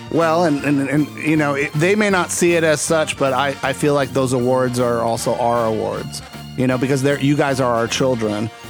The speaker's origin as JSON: {"language": "English", "country": "Puerto Rico", "said": "I'm coming from Puerto Rico"}